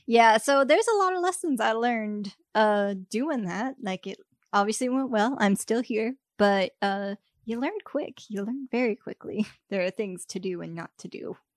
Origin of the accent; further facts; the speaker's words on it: Texas, United States; moved away; I'm from Texas